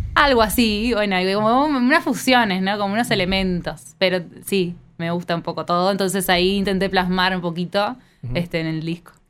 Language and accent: Spanish; Neptunia, Canelones, Uruguay; yo soy de Neptunia